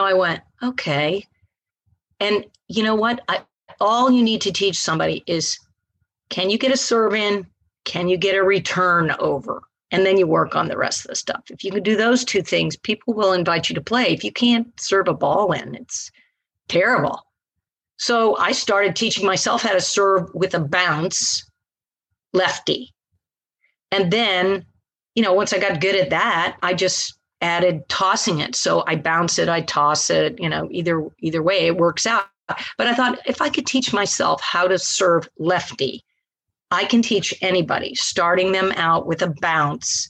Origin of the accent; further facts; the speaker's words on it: Naples, Florida, United States; also born or lived in Linville Ridge, North Carolina; I'm from Naples.